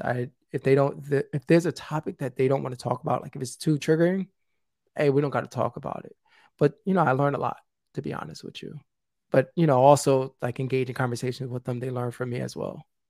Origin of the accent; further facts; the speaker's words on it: New York City, New York, United States; I'm originally from the South Bronx.